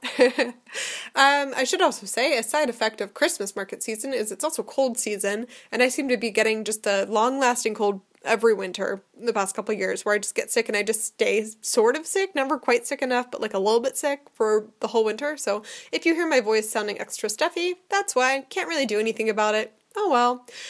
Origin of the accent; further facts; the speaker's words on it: United States; now in Germany; I'm from America